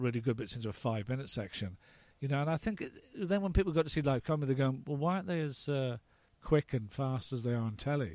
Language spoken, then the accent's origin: English; Dublin, Leinster, Ireland; born or raised there; also born or lived in London, United Kingdom